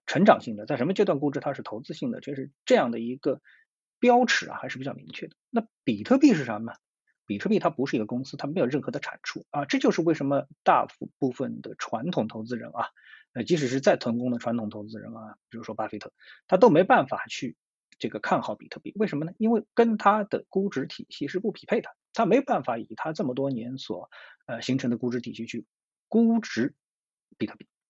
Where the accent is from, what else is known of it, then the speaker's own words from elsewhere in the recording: China; 作为一个中国人